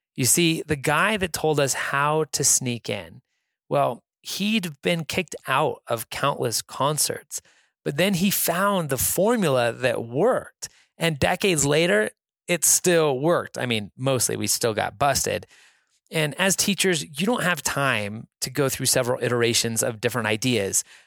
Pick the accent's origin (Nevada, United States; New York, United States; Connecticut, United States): Nevada, United States; Reno; I'm from Reno, Nevada